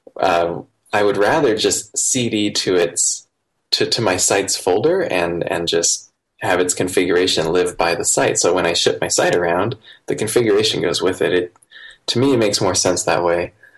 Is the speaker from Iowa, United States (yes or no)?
yes; Iowa, United States; I grew up in Iowa in the United States, um, outside of town, kind of in a, a rural area